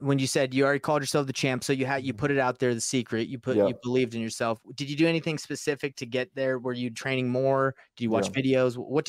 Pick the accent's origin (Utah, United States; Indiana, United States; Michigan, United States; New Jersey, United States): Utah, United States; So yeah, because I'm from Utah, right? So they talk about him a lot.